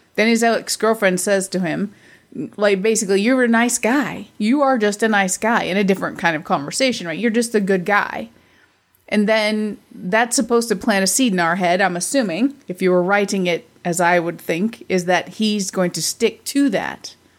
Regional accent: United States; I'm an American

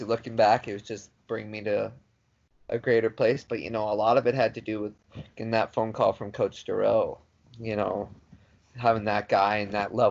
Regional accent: Illinois, United States; we're from Illinois

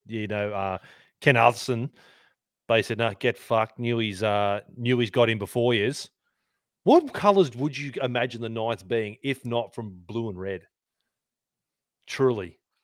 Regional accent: Sydney, New South Wales, Australia; also born or lived in Canberra; I grew up in Sydney

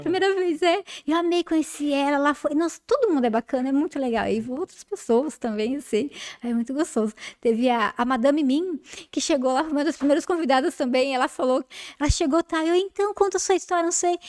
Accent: Jundiaí, São Paulo, Brazil; A gente vem de Jundiaí

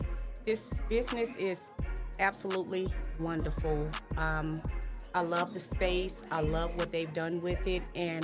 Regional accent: Marks, Mississippi, United States; now in Hernando, United States; I am originally from Marks, Mississippi, but I live in Hernando, Mississippi with my wonderful husband next to me.

